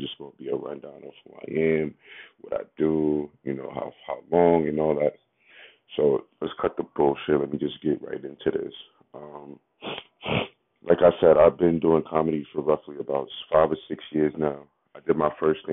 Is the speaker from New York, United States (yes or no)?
yes; New York City, New York, United States; also born or lived in Bronx, New York; I'm from Harlem, New York. Born in Bronx, New York